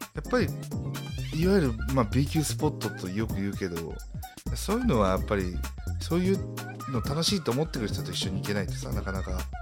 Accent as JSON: {"language": "Japanese", "region": "Nara", "country": "Japan", "said": "閉鎖的だもん、うちの周り"}